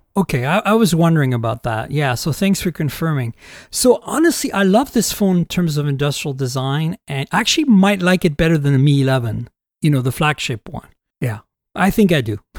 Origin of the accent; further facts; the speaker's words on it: United States; as an American reviewer